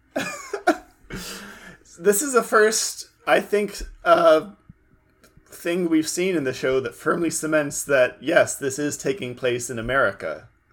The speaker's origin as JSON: {"language": "English", "region": "California", "country": "United States", "said": "I'm from California too"}